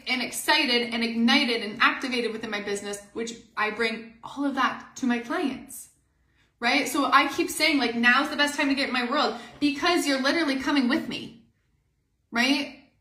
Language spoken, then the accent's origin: English; Canada; we are Canadian